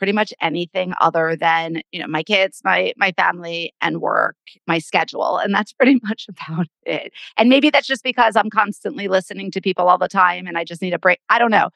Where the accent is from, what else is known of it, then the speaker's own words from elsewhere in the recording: New Jersey, United States; I grew up in New Jersey